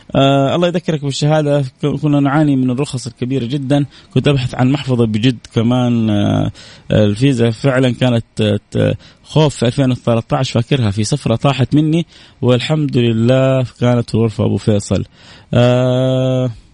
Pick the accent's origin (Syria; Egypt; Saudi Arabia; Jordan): Saudi Arabia; عندنا في السعودية